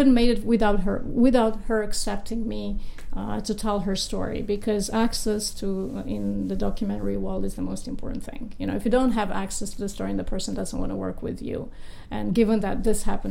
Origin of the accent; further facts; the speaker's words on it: Romania; moved away as an adult; now in United States; I grew up in Romania in a country where there is no respect for law.